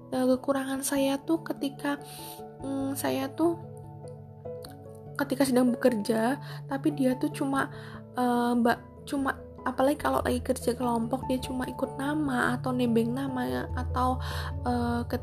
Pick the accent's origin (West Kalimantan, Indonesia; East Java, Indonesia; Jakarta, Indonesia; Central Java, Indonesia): Central Java, Indonesia; Purbalingga; now in Semarang, Indonesia; di Semarang saya kan merantau saya kan asli Purbalingga